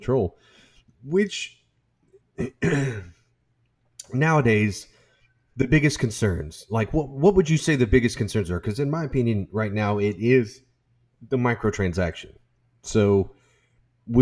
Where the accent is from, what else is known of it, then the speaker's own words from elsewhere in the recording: United States; I'm an American